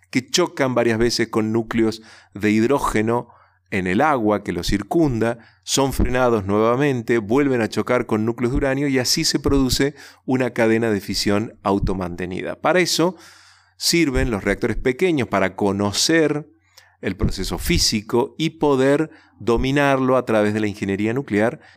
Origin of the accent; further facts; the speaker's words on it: Resistencia, Chaco, Argentina; el Chaco, donde chicos como yo fuimos a escuchar esa charla y, y en resistencia a mi ciudad natal escuché por primera vez el Instituto Balseiro